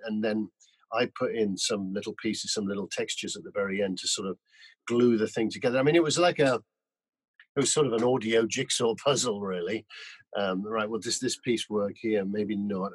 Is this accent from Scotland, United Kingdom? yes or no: no; Newcastle upon Tyne, North East England, United Kingdom; also born or lived in Whitley Bay; I grew up in Newcastle and um, I went to school in a little um, school in Whitley Bay